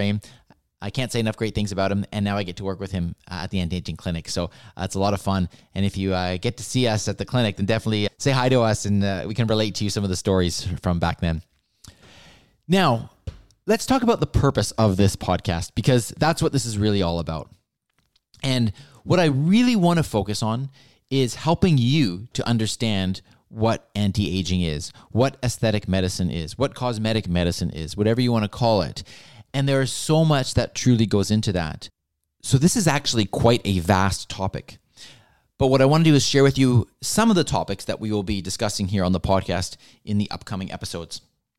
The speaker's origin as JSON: {"language": "English", "town": "Vancouver", "region": "British Columbia", "country": "Canada", "tie": "born or raised there", "said": "As I mentioned, I was born and raised here in Vancouver. I attended school here in Vancouver"}